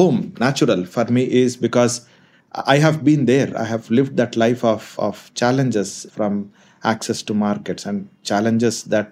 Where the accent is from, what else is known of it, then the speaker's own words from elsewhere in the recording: India; also born or lived in Kolar, Karnataka, India / Anantapur, Andhra Pradesh, India / Ballari, Karnataka, India; I'm born in a place called Kolar, which is known for its gold fields, and brought up in places that are close by called Anantapur and Ballari, both belong to two different states.